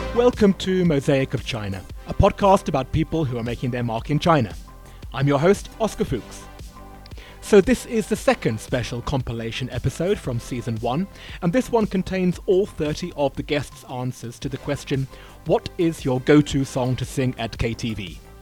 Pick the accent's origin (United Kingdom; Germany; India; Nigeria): United Kingdom; I'm a Brit